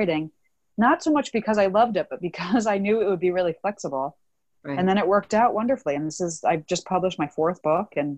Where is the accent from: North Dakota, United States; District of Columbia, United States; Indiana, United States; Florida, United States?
District of Columbia, United States; Washington; I grew up in Washington, D.C.